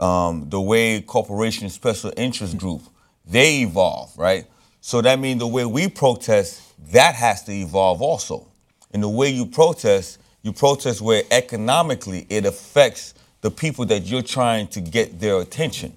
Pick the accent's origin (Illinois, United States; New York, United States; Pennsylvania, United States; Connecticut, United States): New York, United States; Brooklyn; Well, I was born in Brooklyn. But Haiti is my lifeblood.